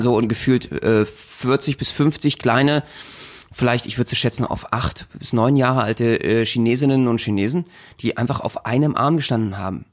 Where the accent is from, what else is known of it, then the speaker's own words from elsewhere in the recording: Germany; bei uns in Deutschland